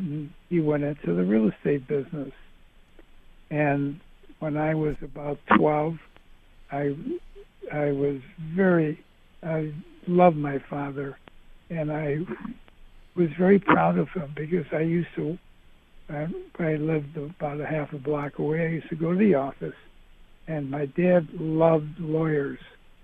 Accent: United States; also born or lived in Michigan; we, as American citizens

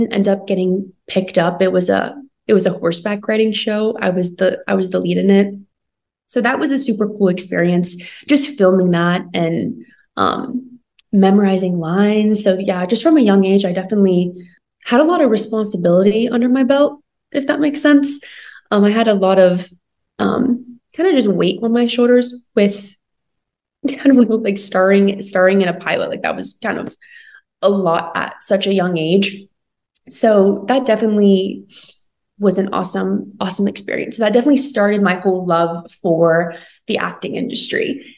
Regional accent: Charleston, West Virginia, United States; So I grew up in Charleston, West Virginia. I'm a middle child of three girls, which is super awesome.

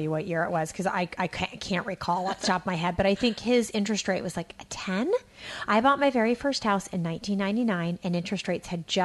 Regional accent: California, United States; I'm from Alameda County.

